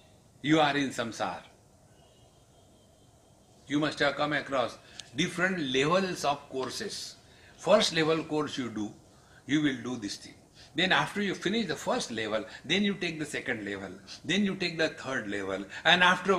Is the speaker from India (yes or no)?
yes; Maharashtra, India; English is a second language; don't underestimate me. I am from Maharashtra. In Maharashtra, everything is Maha.